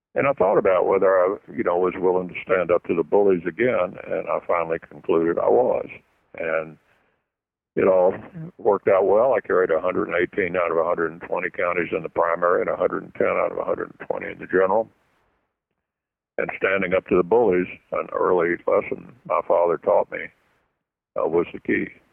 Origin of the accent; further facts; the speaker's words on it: Louisville, Kentucky, United States; my hometown of Louisville